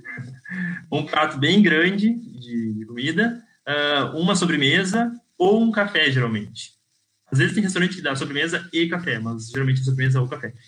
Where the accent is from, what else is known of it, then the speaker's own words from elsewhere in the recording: Brazil; moved away as an adult; also born or lived in Pelotas / Porto Alegre; now in Portugal; será que eu sou brasileiro